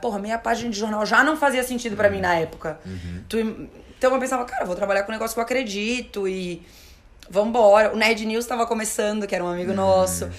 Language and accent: Portuguese; Florianópolis, Santa Catarina, Brazil; also born or lived in Porto Alegre; now in São Paulo, Brazil; Eu, a minha família é de Porto Alegre, eu sou de Floripa, minha família é de Porto Alegre